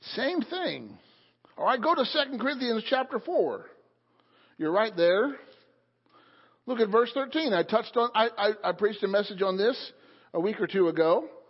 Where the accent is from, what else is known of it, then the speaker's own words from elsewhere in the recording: Illinois, United States; now in Pennsylvania, United States; the church that I grew up in in Illinois